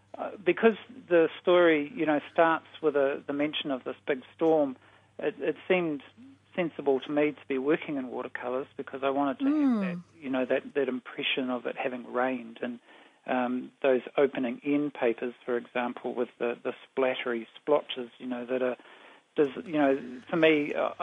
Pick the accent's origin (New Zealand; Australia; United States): New Zealand; Blenheim, Marlborough; I was born in Christchurch, but I didn't really stick around there very long. When I was young, we moved to live in Blenheim. But I'm, you know, a South Island raised